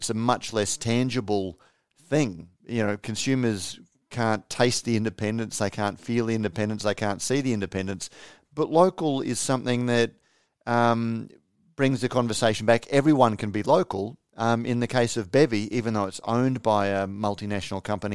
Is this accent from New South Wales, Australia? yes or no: no; Queensland, Australia; as a Queenslander